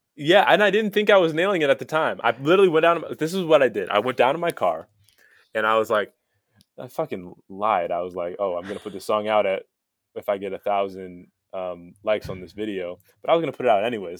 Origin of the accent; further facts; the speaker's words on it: United States; moved away; also born or lived in Palos Verdes, California / Saint Charles, Illinois; I grew up in, uh, Palos Verdes